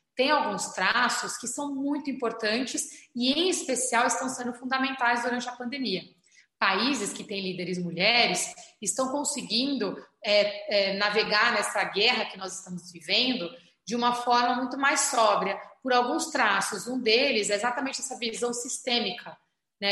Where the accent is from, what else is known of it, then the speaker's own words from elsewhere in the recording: São Paulo, Brazil; also born or lived in Alto de Pinheiros, São Paulo; eu nasci na Vila das Belezas, no Campo Limpo. Hoje eu moro em Alto de Pinheiros